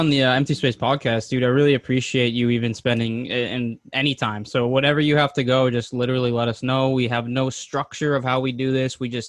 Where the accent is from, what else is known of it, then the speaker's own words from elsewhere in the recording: Massachusetts, United States; We're from Massachusetts, so.